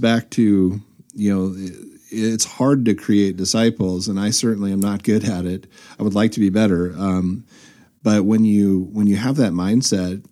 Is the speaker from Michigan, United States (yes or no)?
no; Southern California, United States; growing up in Southern California